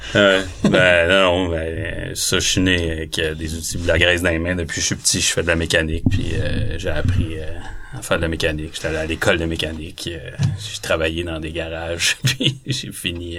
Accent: Sainte-Marthe-sur-le-Lac, Quebec, Canada; moi je venais plus de Sainte-Marthe

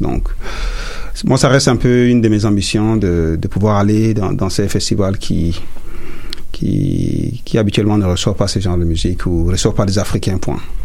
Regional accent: Chad; first language Sara; French is a second language; now in Montreal, Canada; je viens du Tchad

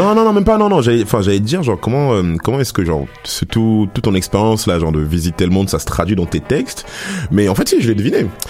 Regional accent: Paris, Île-de-France, France; now in Montreal, Canada; je pense qu'on vient tous de Paname ici

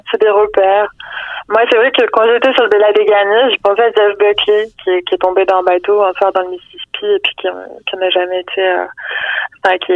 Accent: Provence-Alpes-Côte d'Azur, France; moved away as an adult; now in Quebec, Canada; je suis française, donc, euh, alors que ça fait 9 ans que j'habite

